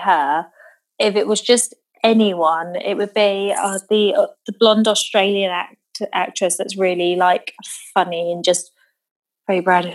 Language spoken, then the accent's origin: English; Devon, South West England, United Kingdom; we used to have a lot of bonfires down in Devon